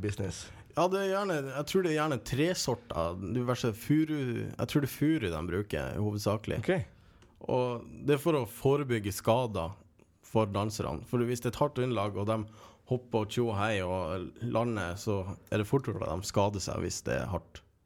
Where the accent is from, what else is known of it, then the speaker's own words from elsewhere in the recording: Kåfjord, Troms, Norway; moved away; jeg har vært en tur nordpå, hjemme i Kåfjord i Troms. Nord-Troms.